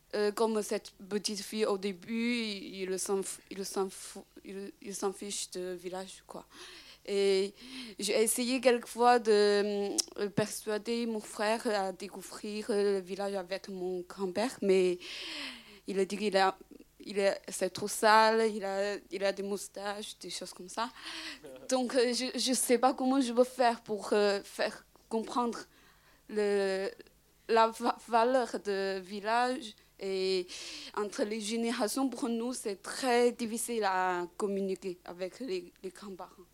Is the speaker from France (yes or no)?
no; China; French is a second language; moved away; je suis chinoise